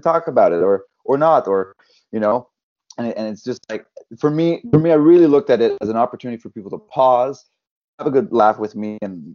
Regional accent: West Brome, Quebec, Canada; accent: thick French accent; now in Montreal, Canada; my hometown

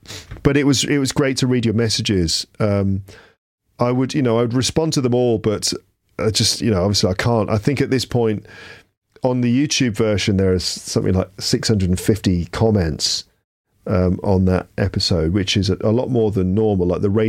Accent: Argentina; English is a second language; I'm from Argentina, and let me answer one question that you asked in this video with your daughter.

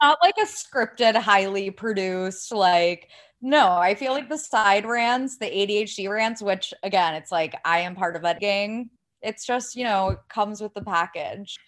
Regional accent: Ohio, United States; I sound like I'm from California. I'm from Ohio. This is, like, just the way I talk.

